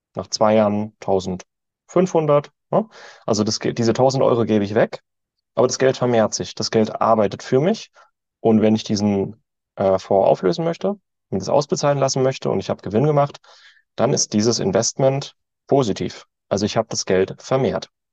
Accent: Germany; als Deutsche sind wir, oder ich

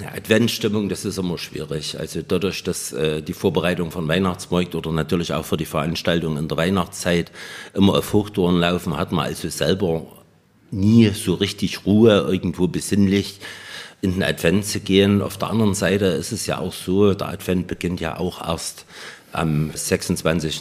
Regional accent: Schwarzenberg, Saxony, Germany; bei uns in Schwarzenberg

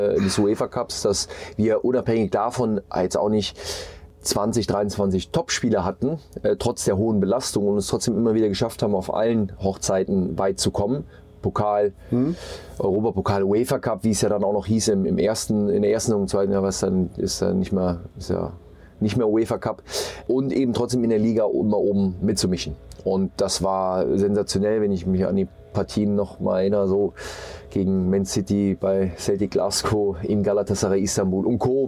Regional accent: Mönchengladbach, North Rhine-Westphalia, Germany; moved away as an adult; also born or lived in Munich / Hamburg; Ich bin in Mönchengladbach geboren, in einem kleinen Ort, ähm, habe dort im Dorfverein gespielt bei uns

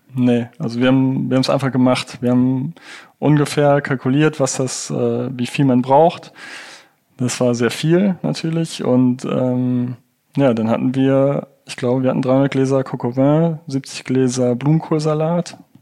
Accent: Rhineland, Germany; Ich bin ja auch aus dem Rheinland

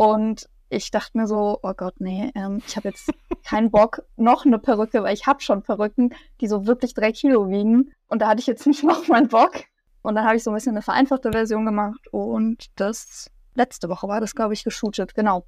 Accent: near Munich, Bavaria, Germany; Ich komme aus der Nähe von München

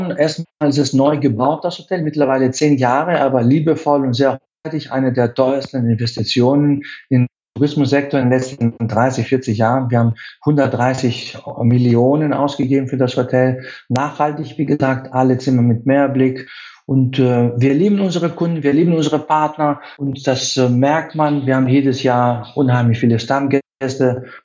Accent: Athens, Attica, Greece; moved away as an adult; Ich bin in Athen aufgewachsen und äh, ich war immer unterwegs mit meinen Eltern, dann alleine in ganz Griechenland.

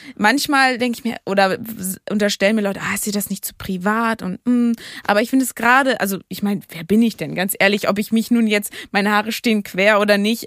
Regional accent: Hamburg, Germany; als Hamburgerin

